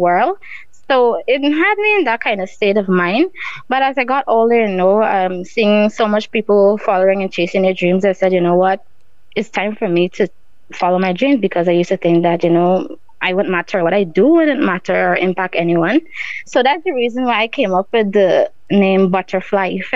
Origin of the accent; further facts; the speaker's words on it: Barbados; also born or lived in Guyana; growing up in Barbados, you know, going to school and stuff